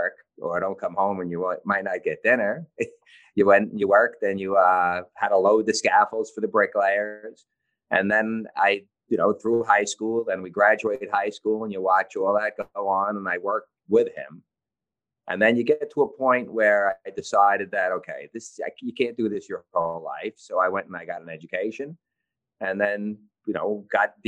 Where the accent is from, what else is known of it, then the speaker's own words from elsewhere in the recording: New York City, New York, United States; I was born and raised in the Canarsie section of Brooklyn